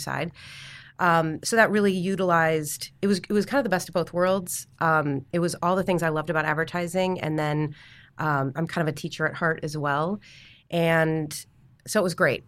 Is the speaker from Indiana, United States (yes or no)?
no; Chicago, Illinois, United States; moved away as an adult; I'm from Chicago